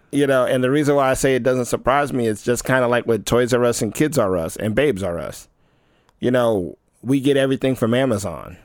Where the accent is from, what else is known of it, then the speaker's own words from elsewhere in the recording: United States; as an American